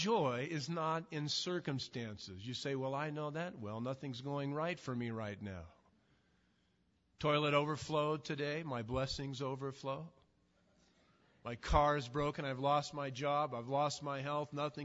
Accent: Southern California, United States; I'm from Southern California

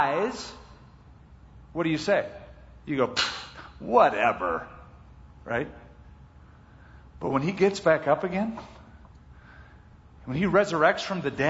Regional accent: Los Angeles, California, United States; I grew up around Los Angeles

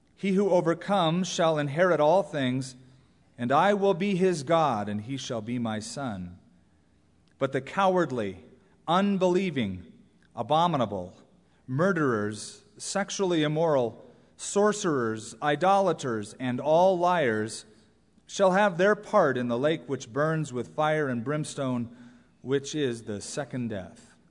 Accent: Southern California, United States; I grew up in Southern California. That is the place I've always called home because I was raised there

